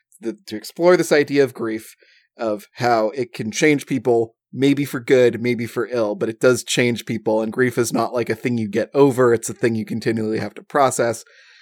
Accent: Chicago, Illinois, United States; Hey, I'm Chicagoan over here.

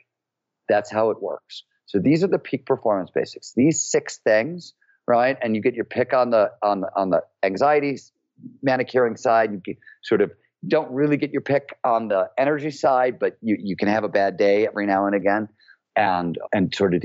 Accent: Cleveland, Ohio, United States; I grew up in Cleveland, Ohio in the 70s when it was a blue collar, working

